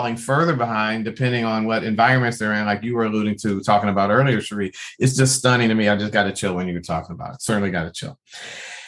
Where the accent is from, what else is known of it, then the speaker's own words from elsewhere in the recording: Detroit, Michigan, United States; I grew up Black in Detroit